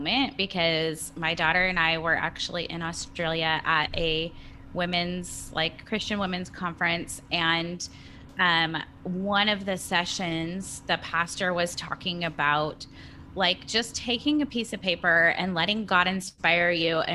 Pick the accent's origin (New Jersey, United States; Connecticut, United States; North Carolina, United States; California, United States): California, United States; moved away as an adult; now in Nashville, United States; I was born and raised in California and we moved here in August.